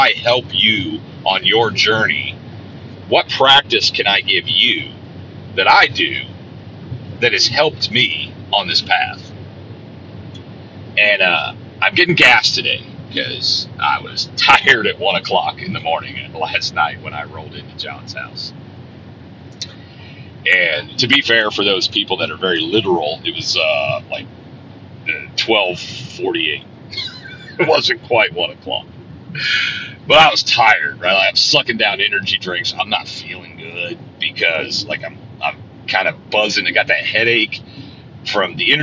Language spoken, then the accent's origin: English; Centerville, Indiana, United States; I was in Stuckey's in Centerville, Indiana, my hometown